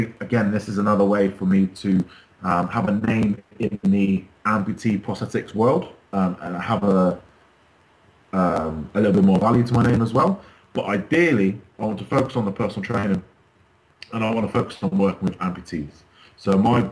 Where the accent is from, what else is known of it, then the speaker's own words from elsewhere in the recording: Wells, Somerset, South West England, United Kingdom; now in Bournemouth, United Kingdom; I live in Bournemouth now. I've managed to move away. Originally, I'm from Wales in Somerset